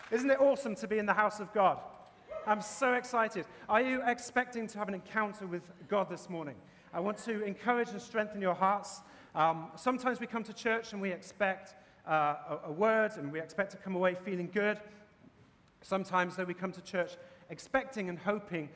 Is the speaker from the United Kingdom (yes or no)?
yes; England, United Kingdom; now in Boston, United States; As you can probably tell from my accent, I'm from England